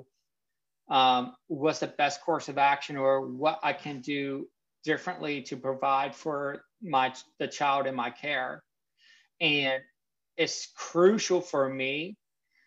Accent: Pennsylvania, United States; moved away as an adult; now in Virginia, United States; I am from Pennsylvania in the middle of nowhere. And when I mean nowhere, I mean nowhere.

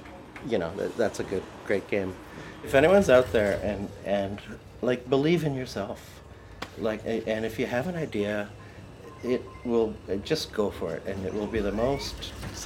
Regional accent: Fall River, Nova Scotia, Canada; we're from Fall River

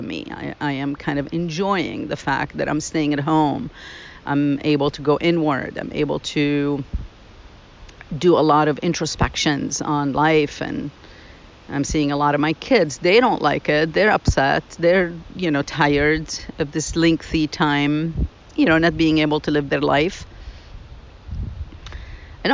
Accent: Lebanon; moved away as an adult; now in United States; I grew up in Lebanon.

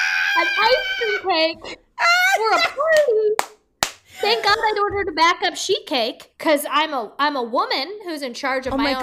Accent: Midwest, United States; Like, I'm from the Midwest.

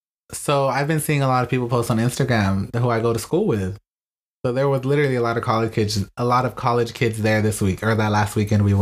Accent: Houston, Texas, United States; we're from Houston, and we traveled out of town, so.

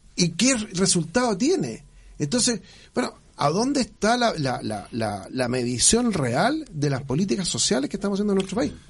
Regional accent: Chile; Yo dije inicialmente somos todos chilenos

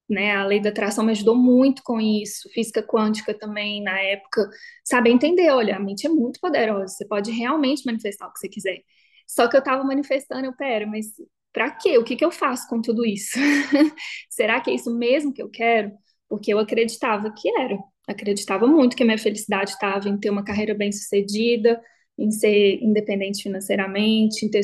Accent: Belo Horizonte, Minas Gerais, Brazil; now in São Paulo, Brazil; Saí de BH, me formei, encontrei um emprego ótimo, fui para São Paulo, tinha minha independência financeira

